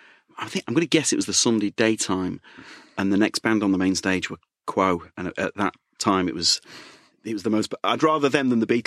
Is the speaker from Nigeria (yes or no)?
no; Leeds, Yorkshire and the Humber, United Kingdom; accent: Leeds; I barely got my Leeds accent left, let alone trying West Country.